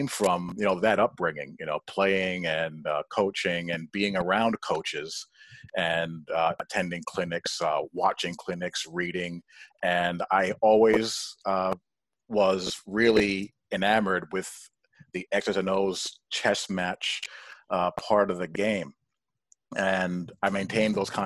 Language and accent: English; New York, United States; I grew up in New York, a Notre Dame fan